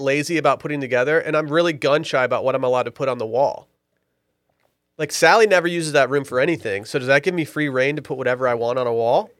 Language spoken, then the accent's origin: English; Petoskey, Michigan, United States; I was born in Petoskey, Michigan